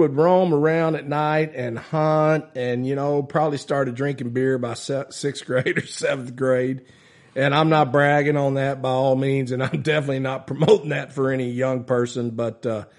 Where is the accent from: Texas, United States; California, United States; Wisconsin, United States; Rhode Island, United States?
Texas, United States; Minerva; also born or lived in Taylor, Texas; So growing up in Minerva, Texas